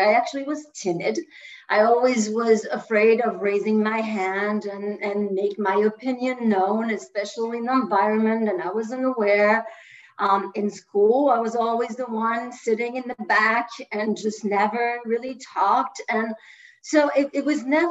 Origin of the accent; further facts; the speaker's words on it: France; first language French; English is a second language; moved away as an adult; now in United States; in my 20s, I decided to move from France to the US